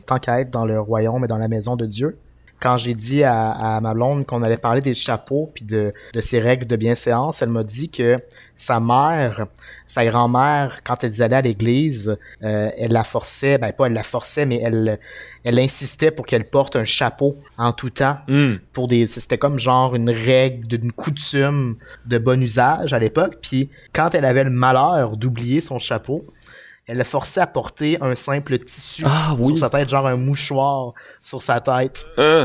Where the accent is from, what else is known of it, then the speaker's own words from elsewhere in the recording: Saint-Georges, Quebec, Canada; on vient de Saint-Georges-de-Beauce